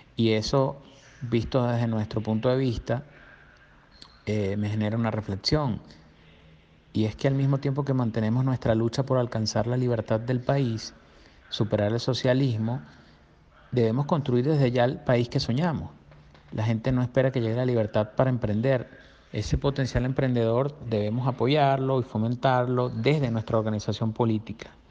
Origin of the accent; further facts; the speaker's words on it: Margarita Island, Nueva Esparta, Venezuela; yo soy de Margarita y allá desarrollé por, por muchos años eh, mi actividad empresarial y también eh, política